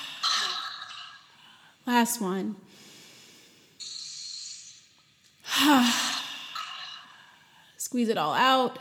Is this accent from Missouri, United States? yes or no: no; Charlotte, North Carolina, United States; I am from Charlotte, still live in Charlotte.